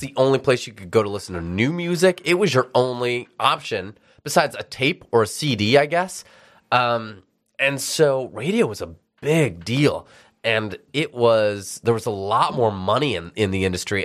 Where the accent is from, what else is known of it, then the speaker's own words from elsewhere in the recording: Detroit, Michigan, United States; moved away as an adult; also born or lived in Dubai / Abu Dhabi / Memphis; now in Philadelphia, United States; I grew up in Detroit